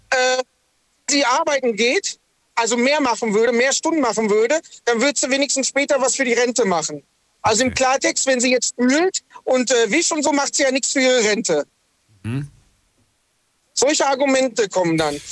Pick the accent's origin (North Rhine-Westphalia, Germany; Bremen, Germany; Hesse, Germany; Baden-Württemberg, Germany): North Rhine-Westphalia, Germany; Lünen; also born or lived in Dortmund; now in Sindelfingen, Germany; ich bin eigentlich aus Dortmund, mhm. also aus dem Ruhrpott. Ähm, bin in Lünen groß geworden